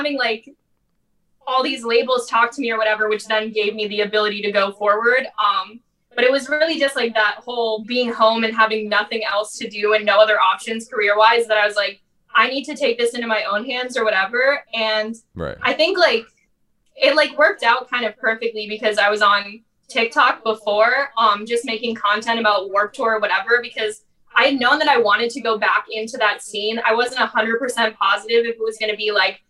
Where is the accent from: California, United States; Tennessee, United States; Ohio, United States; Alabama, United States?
Ohio, United States; born or raised there; moved away as an adult